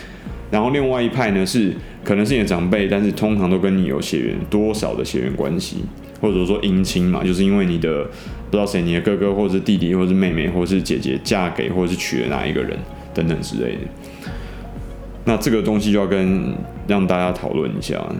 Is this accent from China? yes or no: no; Taiwan; 因为我们台湾人整体来说比较传统，我们并没有经历过这个对岸的文革嘛